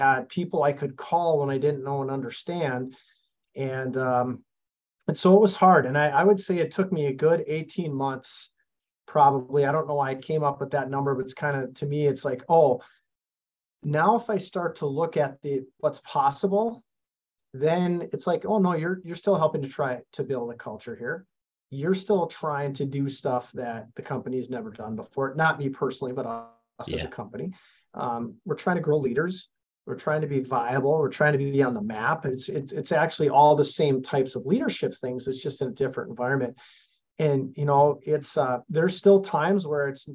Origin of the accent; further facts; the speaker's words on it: Thief River Falls, Minnesota, United States; at this really big company in my hometown. And honestly, working at DigiKey, we're 5,100 employees